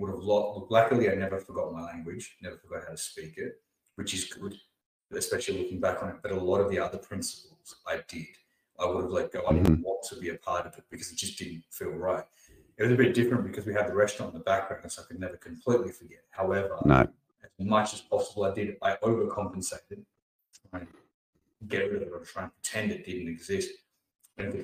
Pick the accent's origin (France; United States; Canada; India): India; also born or lived in Australia; now in Sydney, Australia; Australia is my home country. Yes, I was born in India